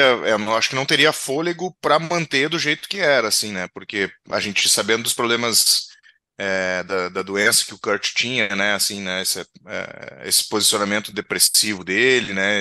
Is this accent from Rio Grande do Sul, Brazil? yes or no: yes; Rio Grande do Sul, Brazil; aqui do Rio Grande do Sul